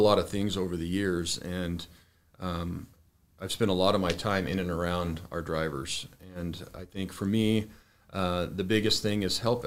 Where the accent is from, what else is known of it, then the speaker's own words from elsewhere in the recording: Arizona, United States; born and raised in Arizona